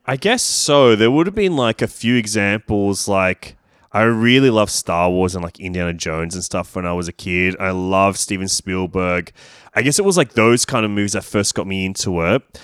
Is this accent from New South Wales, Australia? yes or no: yes; Sydney, New South Wales, Australia; I grew up in Leichhardt and Dulwich Hill.